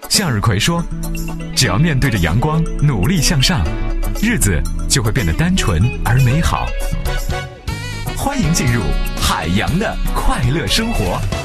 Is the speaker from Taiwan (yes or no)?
no; China; 怎么跟我们中国比呀